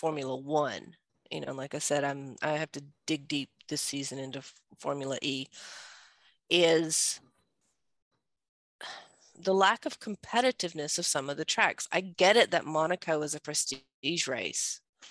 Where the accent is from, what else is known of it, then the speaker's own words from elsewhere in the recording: Georgia, United States; moved away as an adult; now in Netherlands; I'm from Georgia.